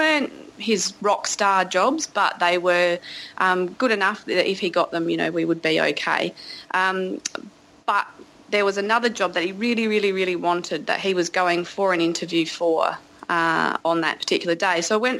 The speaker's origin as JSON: {"language": "English", "town": "Gunnedah", "region": "New South Wales", "country": "Australia", "said": "Hi, I'm … from Gunnedah."}